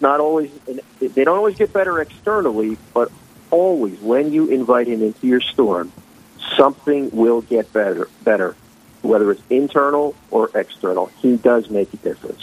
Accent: Philadelphia, Pennsylvania, United States; moved away as an adult; now in New Jersey, United States; I was born and raised in Philadelphia, PA

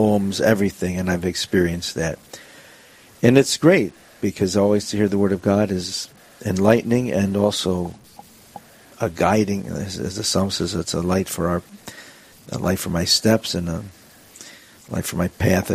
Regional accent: Joliet, Illinois, United States; moved away as an adult; also born or lived in Newark / Estonia / Guam; I come from originally from Joliet, Illinois

